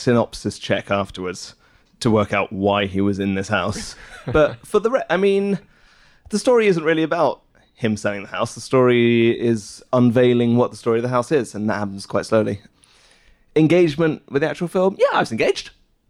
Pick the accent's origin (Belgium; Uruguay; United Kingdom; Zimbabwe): Belgium; Brussels, Brussels-Capital Region; I am originally from Brussels.